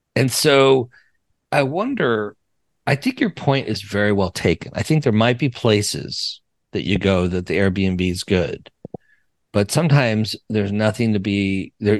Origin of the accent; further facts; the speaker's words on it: Wyoming, Colorado, Rocky Mountains, United States; I'm from the Rocky